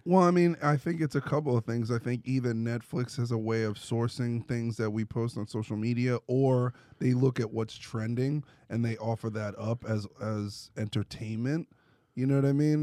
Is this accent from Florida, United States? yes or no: no; New York, United States; moved away; I'm from New York